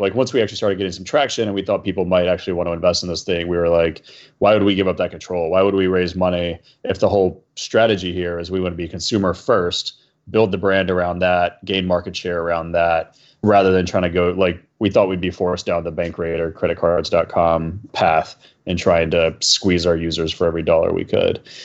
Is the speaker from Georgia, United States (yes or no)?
yes; Atlanta, Georgia, United States; moved away; also born or lived in New York; We grew up in Atlanta together